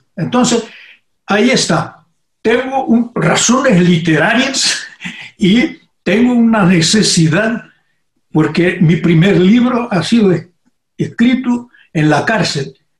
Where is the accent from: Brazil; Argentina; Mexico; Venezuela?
Brazil; also born or lived in Brasília